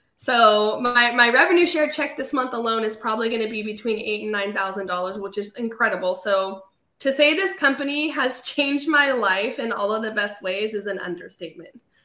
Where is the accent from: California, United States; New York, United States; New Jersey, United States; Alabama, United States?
California, United States; moved away as an adult; now in Raleigh, United States; I sold real estate in um, California. That's where I was born and raised